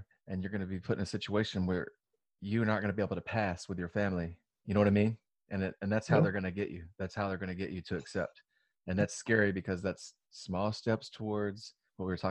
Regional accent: Louisiana, United States; I'm from Louisiana

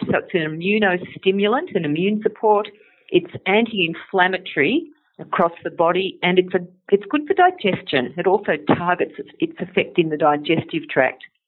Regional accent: Sydney, New South Wales, Australia; I'm from Sydney

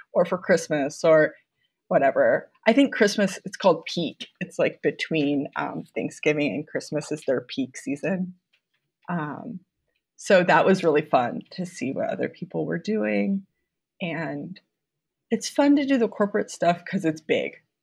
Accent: Mason City, Iowa, United States; also born or lived in North Carolina / Los Angeles; now in Des Moines, United States; I'm from Iowa originally. I I'm from Mason City, which is a smaller town about two hours north of here

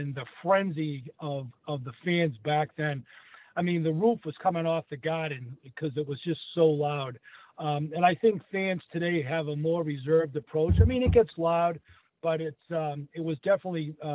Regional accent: Saugus, Massachusetts, United States; I grew up in Saugus, which was the next town over

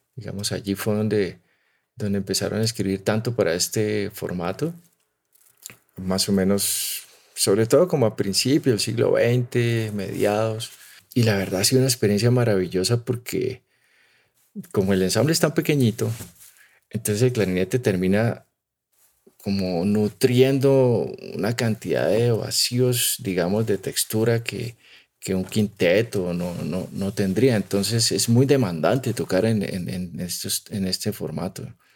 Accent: Timbío, Cauca, Colombia; moved away; also born or lived in Pittsburgh, United States / Salamanca, Spain; del pueblo donde, de donde yo soy, ¿no? Un pueblo que se llama Timbío

